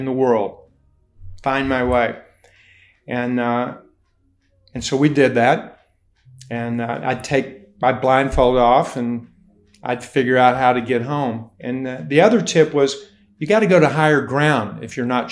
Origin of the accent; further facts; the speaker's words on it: Hazard, Kentucky, United States; also born or lived in Ashland, Kentucky; I was born and raised in Appalachia in Ashland, Kentucky. I was born, but shortly after that, my parents had no money, and we moved on up into the hills. And so I was raised in McRoberts Holler, a suburb of Hazard, Kentucky